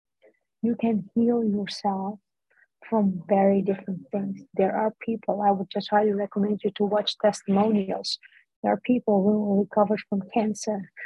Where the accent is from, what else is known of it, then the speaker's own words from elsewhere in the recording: Netherlands; first language Dutch; English is a second language; I grew up in the Netherlands, born here, but I have Turkish parents